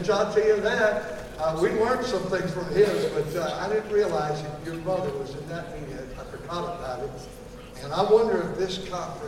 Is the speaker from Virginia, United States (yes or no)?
yes; Virginia, United States; I'm from Virginia